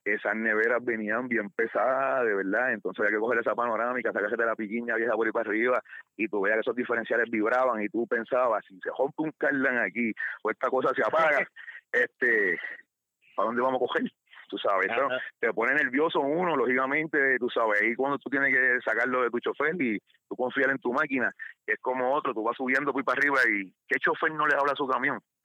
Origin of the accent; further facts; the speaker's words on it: Puerto Rico; moved away as an adult; now in United States; por mi tierra, mi país